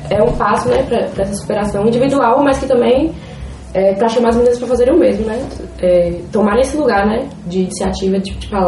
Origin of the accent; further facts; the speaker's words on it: Vitória da Conquista, Bahia, Brazil; Sapatão, sou de Vitória da Conquista também.